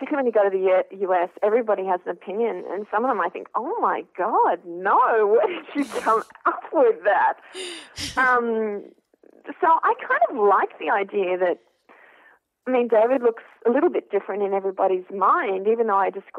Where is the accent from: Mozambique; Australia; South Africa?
Australia; I'm an Australian who's worked in journalism and TV